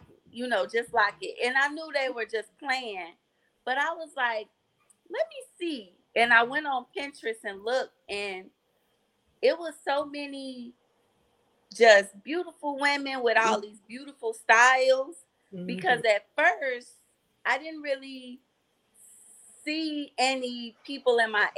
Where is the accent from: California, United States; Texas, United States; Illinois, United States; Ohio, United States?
Illinois, United States; Chicago; I'm from Chicago